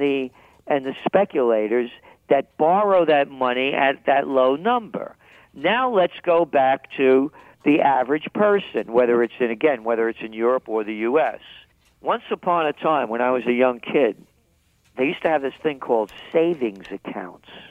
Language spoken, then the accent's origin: English; New York, United States; accent: New York; I'm a New Yorker, in case you couldn't tell by the accent